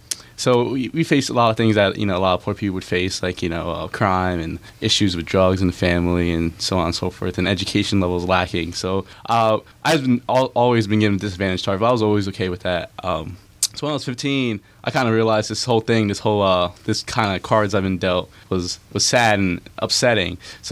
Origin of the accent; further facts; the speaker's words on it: Lakewood, New Jersey, United States; Well, I'm from Lakewood in Central Jersey.